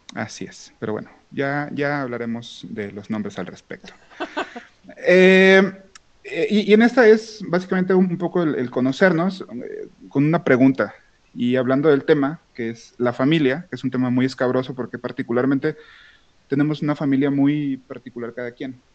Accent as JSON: {"language": "Spanish", "town": "Manzanillo", "region": "Colima", "country": "Mexico", "moved": "yes", "said": "yo no vivo actualmente donde, de donde soy, soy de, soy de Manzanillo, si existe Colima"}